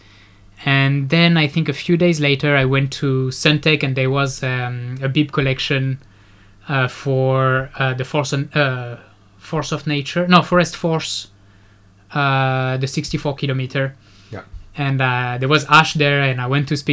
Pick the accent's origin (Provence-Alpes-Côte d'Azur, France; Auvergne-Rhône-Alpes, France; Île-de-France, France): Provence-Alpes-Côte d'Azur, France; Nice; moved away as an adult; now in Singapore; I'm from France. I'm from the other side of France. I'm from Nice.